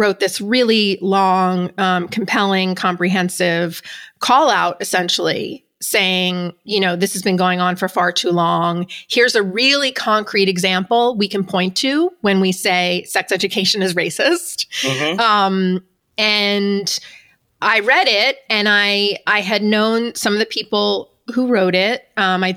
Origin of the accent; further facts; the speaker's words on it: New York, United States; moved away as an adult; now in Los Angeles, United States; I am from New York. I moved to LA 5 years ago